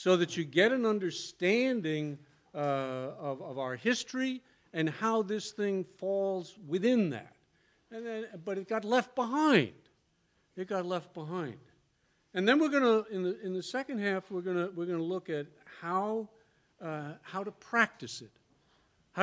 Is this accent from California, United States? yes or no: no; New York City, New York, United States; moved away; also born or lived in the South; I was born in New York City